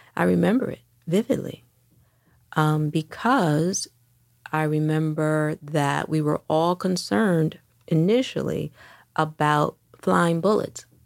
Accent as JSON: {"language": "English", "town": "Detroit", "region": "Michigan", "country": "United States", "tie": "born or raised there", "also_born_or_lived": "New York", "moved": "as an adult", "said": "I grew up in Detroit throughout the sixties and seventies."}